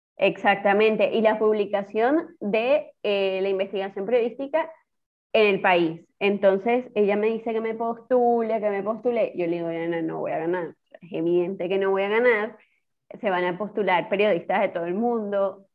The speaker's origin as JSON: {"language": "Spanish", "region": "Trujillo", "country": "Venezuela", "also_born_or_lived": "Barquisimeto, Venezuela", "moved": "as an adult", "lives_now": "Argentina", "said": "yo soy de Trujillo"}